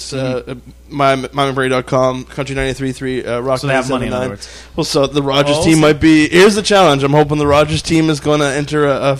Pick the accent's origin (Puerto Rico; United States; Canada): Canada; Fort McMurray, Alberta; also born or lived in Chilliwack, British Columbia; I was born in Chilliwack, but anyone that asks for me, I'm from Fort Mac. This is where my home is. I've lived here for so long.